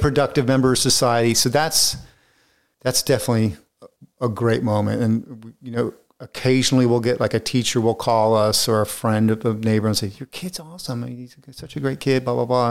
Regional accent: Florida, United States; moved away; I grew up in Florida, so I'm, I'm used to the heat

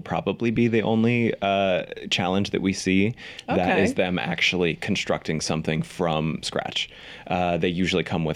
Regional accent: Pittsburgh, Pennsylvania, United States; my hometown of Pittsburgh

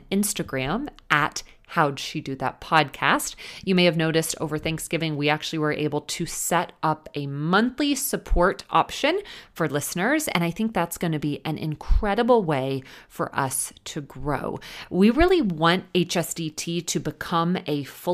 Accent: Texas, United States; moved away; my home state of Texas

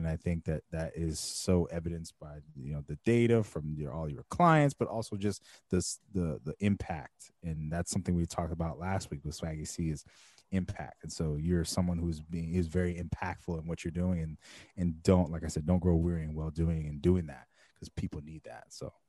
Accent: Jamaica; I'm Jamaican.

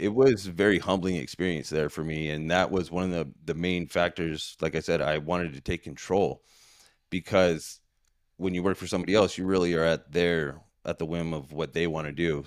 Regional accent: San Diego, California, United States; moved away as an adult; now in Queen Creek, United States; I was born and raised in San Diego, San Diego, California

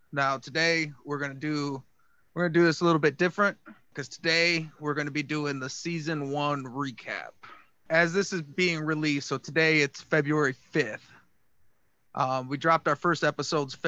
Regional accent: Michigan, United States; we are all from Michigan

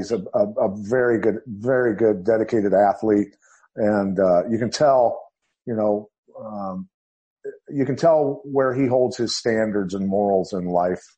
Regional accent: Bettendorf, Iowa, United States; where I grew up, Bettendorf, Iowa, I mean, it's a hotbed for wrestling

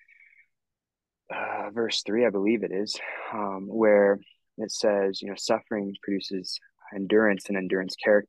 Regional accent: Northern Colorado, United States; I'm from Northern Colorado

